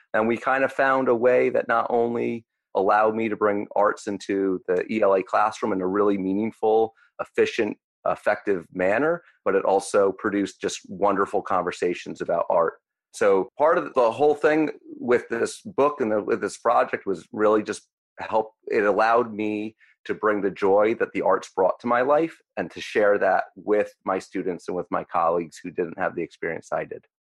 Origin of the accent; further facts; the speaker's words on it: United States; I grew up 20 minutes outside of New York City